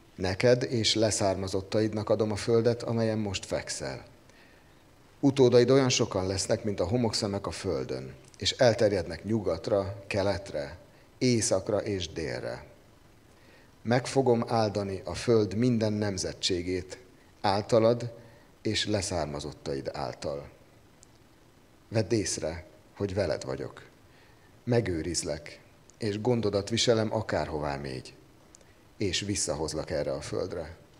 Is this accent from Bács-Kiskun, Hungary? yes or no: yes; Kecskemét, Bács-Kiskun, Hungary; Ahogy én fölnőttem Kecskeméten